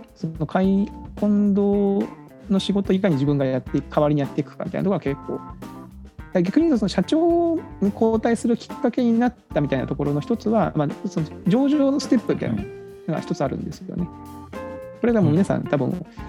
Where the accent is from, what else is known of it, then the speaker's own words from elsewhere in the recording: Kagoshima, Japan; moved away; 私は鹿児島の出身